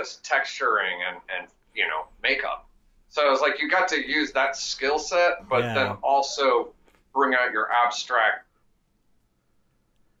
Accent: Columbus, Ohio, United States; moved away as an adult; also born or lived in Salt Lake City; now in Los Angeles, United States; I'm originally from Columbus, Ohio

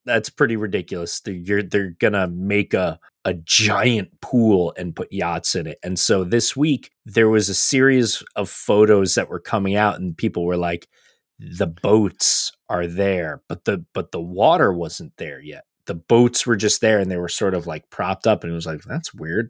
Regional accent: United States; as American fans

